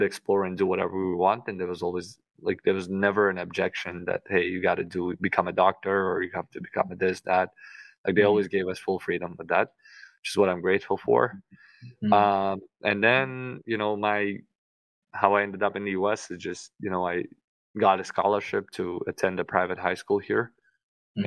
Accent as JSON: {"language": "English", "region": "Tashkent", "country": "Uzbekistan", "tie": "born or raised there", "moved": "as an adult", "lives_now": "Miami, United States", "said": "I only came to the US 9 years ago, so I currently live in Miami, Florida, but I grew up in Uzbekistan in the capital, Tashkent"}